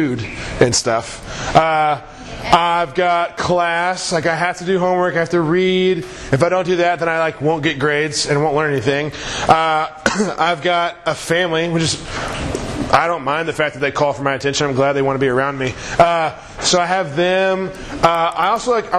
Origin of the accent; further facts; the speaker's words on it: Branson, Missouri, United States; I grew up in Branson, Missouri